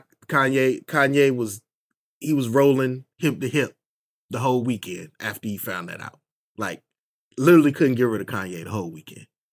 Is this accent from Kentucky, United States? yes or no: no; Northern Virginia, United States; moved away as an adult; now in Durham, United States; I'm actually from Virginia, Northern Virginia